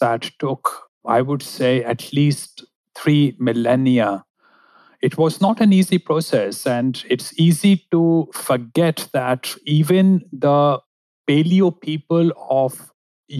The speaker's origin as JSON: {"language": "English", "country": "India", "tie": "born or raised there", "also_born_or_lived": "United Kingdom", "moved": "as an adult", "said": "I grew up in India"}